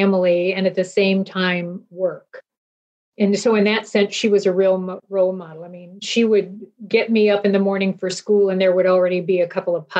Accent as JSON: {"language": "English", "town": "Eugene", "region": "Oregon", "country": "United States", "tie": "born or raised there", "said": "I was born and raised in Eugene, went to the University of Oregon"}